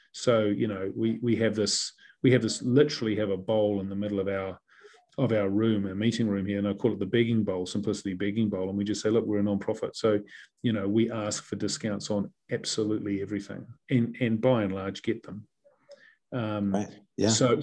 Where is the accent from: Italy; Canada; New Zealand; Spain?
New Zealand; moved away as an adult; also born or lived in England / New York; I was a proud Kiwi